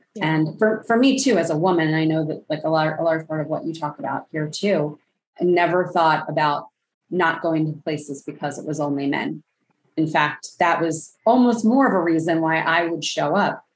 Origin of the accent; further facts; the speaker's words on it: Philadelphia, Pennsylvania, United States; bringing those things back to my hometown of Philadelphia